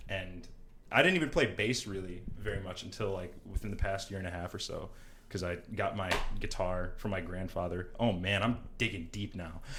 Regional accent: Milwaukee, Wisconsin, United States; also born or lived in Pewaukee; I'm from Milwaukee, born and raised. For the most part, I uh, spent a good amount of my youth in Pewaukee.

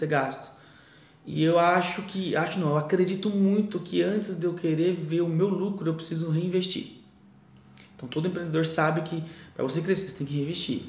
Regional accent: Novo Horizonte, São Paulo, Brazil; also born or lived in São José do Rio Preto; vou para Novo Horizonte para economizar, voltei a morar com minha mãe

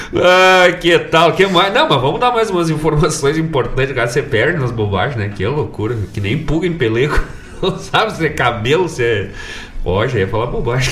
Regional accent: Rio Grande do Sul, Brazil; Bom gaúcho

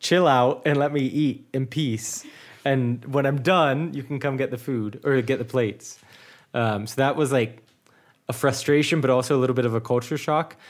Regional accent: United States; first language English; now in Munich, Germany

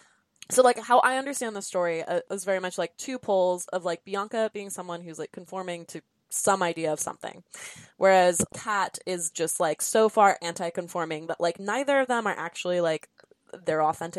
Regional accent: Southern California, United States; I'm from SoCal, so the weather just looks like that all the time.

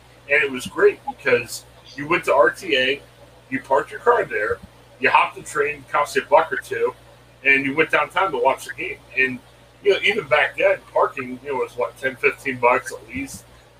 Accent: Canton, Ohio, United States; also born or lived in Bedford, Ohio / Columbus, Ohio; I grew up in Canton area. You know, you move out and I got a job up in the Cleveland area at News Herald. And I lived kind of in the eastern suburbs of Cleveland, like Bedford area.

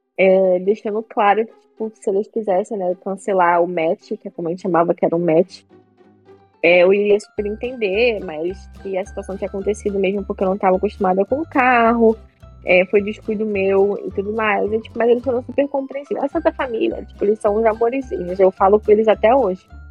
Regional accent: Brazil; moved away; eu sou do Brasil, eu falo português.

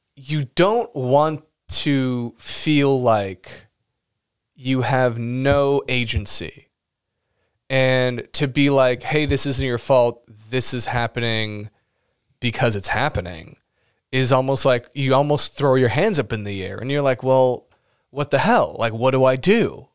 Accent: Los Angeles, California, United States; I was born in Los Angeles

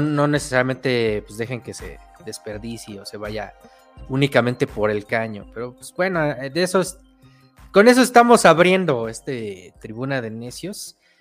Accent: Mexico; lo que pues nosotros nos hace identidad como mexicanos

